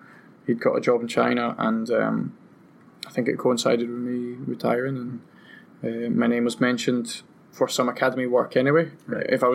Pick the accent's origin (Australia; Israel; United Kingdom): United Kingdom; Aberdeen, Scotland; moved away; I would have liked to have played in my hometown